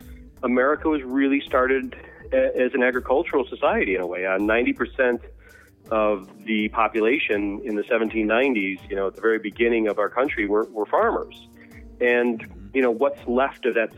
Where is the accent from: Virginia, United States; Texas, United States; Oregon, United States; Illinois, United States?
Illinois, United States; it started off just in Illinois and around my hometown